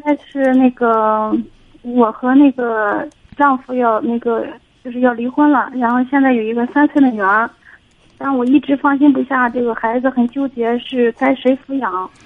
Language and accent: Chinese; Shandong, China; 我就是山东的